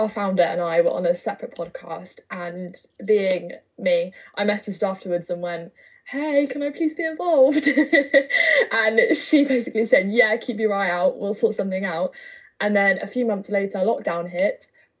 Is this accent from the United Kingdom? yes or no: yes; Southampton, South East England, United Kingdom; I'm 18 and I'm from Southampton, and I'm a student and activist with the People Power.